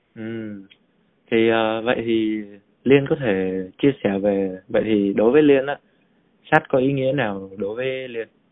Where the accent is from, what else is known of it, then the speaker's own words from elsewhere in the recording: Vietnam; nước mình cụ thể là người Việt Nam mình